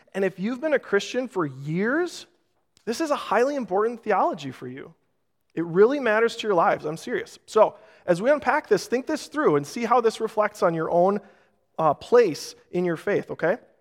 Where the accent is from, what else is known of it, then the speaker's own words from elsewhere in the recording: Rochester, United States; Growing up in Rochester